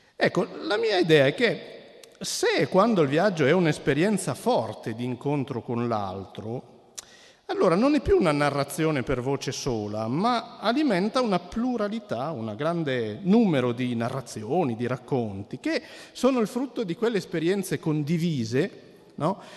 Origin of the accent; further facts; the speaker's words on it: Cuneo, Piedmont, Italy; come sentirete forse poi dal mio accento non propriamente toscano, io sono di Cuneo